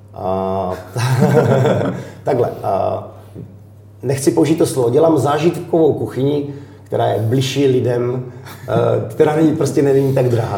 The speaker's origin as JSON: {"language": "Czech", "area": "Wallachia", "region": "Zlín Region", "country": "Czechia", "tie": "born or raised there", "moved": "yes", "said": "inspiruju se z Valeska, protože tam jsem vyrůstal"}